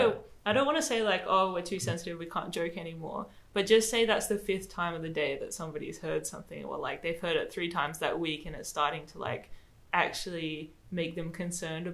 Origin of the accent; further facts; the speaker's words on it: Australia; accent: Australian; moved away; also born or lived in Madagascar; I spoke how I was brought up to speak in Australia